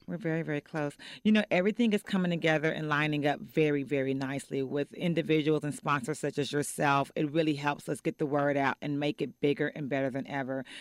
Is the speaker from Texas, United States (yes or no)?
yes; Fort Worth, Texas, United States; also born or lived in Oak Cliff, Texas; now in Dallas, United States; I'm from Fort Worth